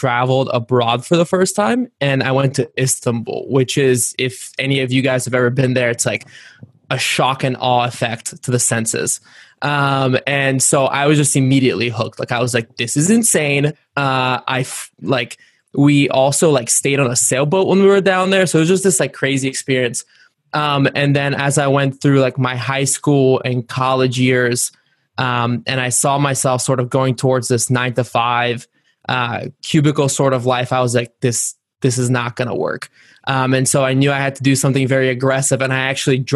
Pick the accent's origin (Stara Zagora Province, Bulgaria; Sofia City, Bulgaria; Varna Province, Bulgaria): Varna Province, Bulgaria; Varna; moved away; I was born in Varna, Bulgaria, which is on the Black Sea coast. And growing up, my dad was a sailor